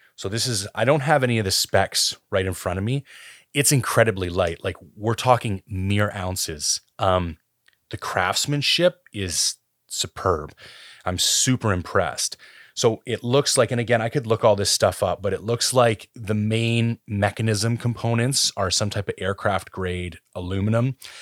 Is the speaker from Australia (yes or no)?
no; Canada; I am Canadian